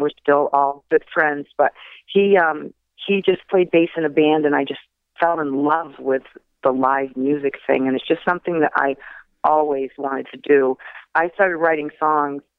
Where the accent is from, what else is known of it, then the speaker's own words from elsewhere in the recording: Machiasport, Maine, United States; also born or lived in Portland, Maine; I was actually born in Portland, Maine, but I grew up in Machias Port.